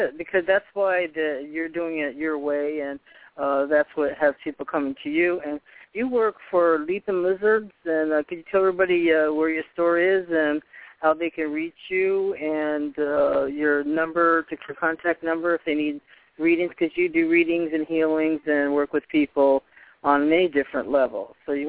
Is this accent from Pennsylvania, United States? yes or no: no; Boston, Massachusetts, United States; born there; also born or lived in Poughkeepsie, New York; and I was born in Boston. I actually lived upstate New York in Poughkeepsie, where my mother was born